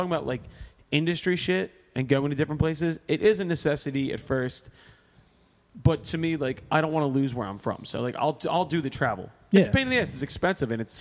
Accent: Philadelphia, Pennsylvania, United States; we're from Philly

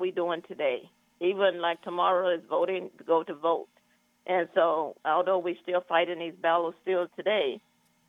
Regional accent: Arkansas, United States; moved away as an adult; now in California, United States; I'm from Arkansas, and I did not find out about Juneteenth until I came to California

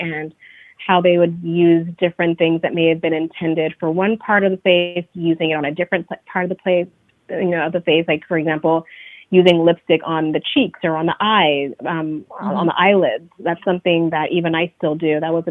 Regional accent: Bay Area, California, United States; moved away as an adult; now in New York, United States; So I am originally from the Bay Area, California, but I say I grew up in New York because this is basically where I've lived the last 15 years of my life.

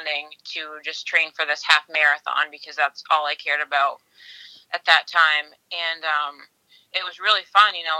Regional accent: Tilton, New Hampshire, United States; I'm from Tilton, New Hampshire

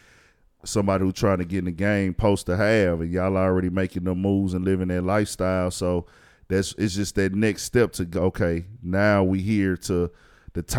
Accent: Houston, Texas, United States; We are from Houston

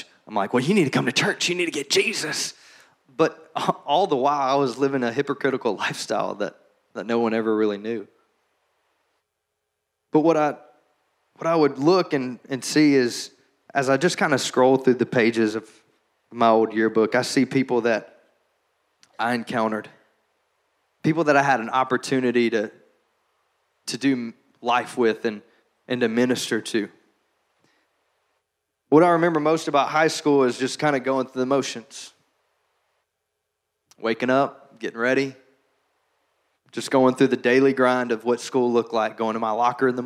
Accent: Shreveport, Louisiana, United States; growing up in Shreveport, Louisiana, Bible Belt USA

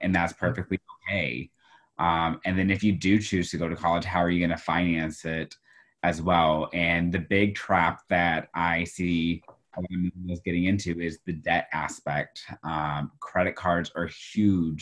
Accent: Houston, Texas, United States; now in Iowa, United States; my school district growing up in Houston, Texas

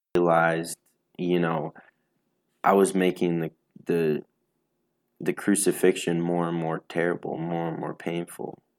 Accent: Racine, Wisconsin, United States; I'm from Racine, Wisconsin

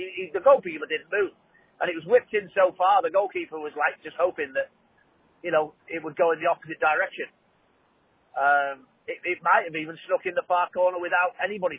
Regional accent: Liverpool, North West England, United Kingdom; I'm from Liverpool

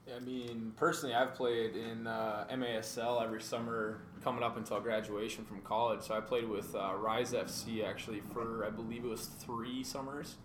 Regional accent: Maple Grove, Minnesota, United States; Born and raised in Minnesota, actually not too far from Matt, uh, out of Maple Grove.

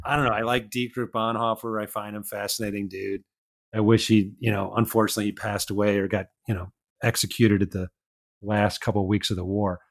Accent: Chicago, Illinois, United States; accent: Midwestern; I grew up in Chicago. So I'm a Midwesterner. My accent probably sounds a little bit Midwestern.

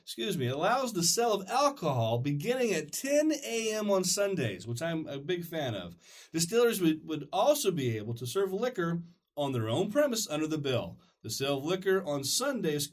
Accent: California, United States; moved away; I'm from California

